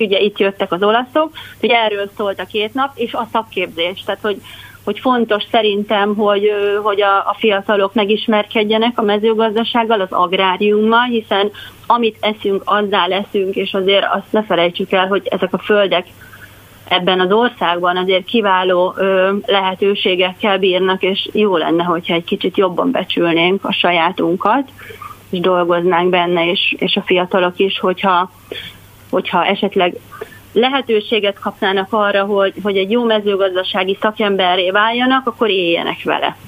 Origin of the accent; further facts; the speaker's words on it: Hungary; kislányként azért én 1970-ben születtem, erősen a kommunista rendszer nyomása alatt, és hát nem volt azért olyan, nem voltak ezek a ez, ez, ez a Magyarországon a lét olyan nagyon vidám